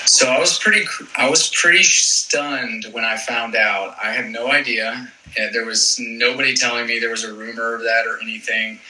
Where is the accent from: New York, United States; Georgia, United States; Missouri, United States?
Georgia, United States; East Cobb; I'm from East Cobb, which is just north of Atlanta.